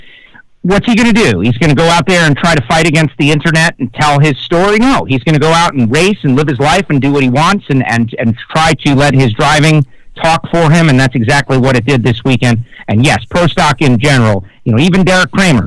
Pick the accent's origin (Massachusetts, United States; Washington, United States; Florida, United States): Florida, United States; I'm from Florida